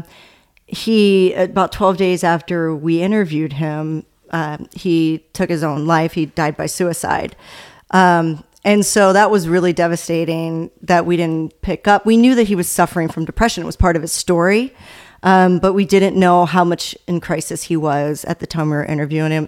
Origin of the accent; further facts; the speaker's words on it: Baltimore, Maryland, United States; I'm from the Baltimore area